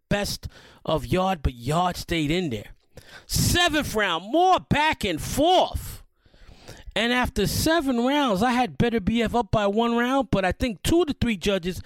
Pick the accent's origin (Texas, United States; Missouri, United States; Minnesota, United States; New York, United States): New York, United States; New York City; I was born in New York City, but my parents were born in Puerto Rico.